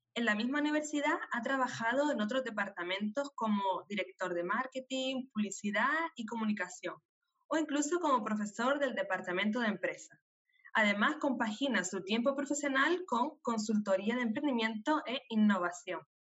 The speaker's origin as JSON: {"language": "Spanish", "region": "Canary Islands", "country": "Spain", "tie": "born or raised there", "said": "nacida en Canarias"}